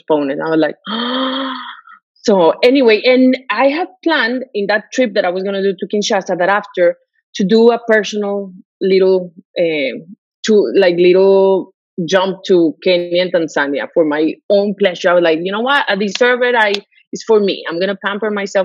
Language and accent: English; Mexico; moved away; I come from Mexico, so, you know, I have lived there